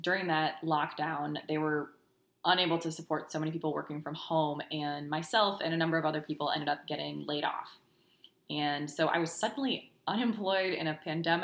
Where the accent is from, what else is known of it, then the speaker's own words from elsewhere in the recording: United States; moved away as an adult; also born or lived in South Dakota / Minnesota; now in Houston, United States; We're originally from South Dakota and Minnesota. We moved down to Houston about 4 years